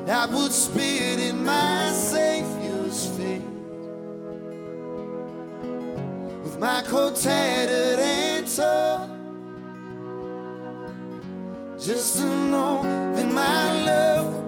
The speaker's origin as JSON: {"language": "English", "region": "Wisconsin", "country": "United States", "said": "I'm from Wisconsin"}